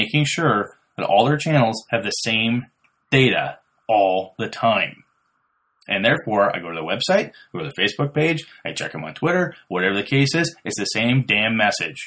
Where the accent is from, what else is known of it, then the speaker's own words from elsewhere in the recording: Merchant Center, Wisconsin, United States; I'm from Merchant Center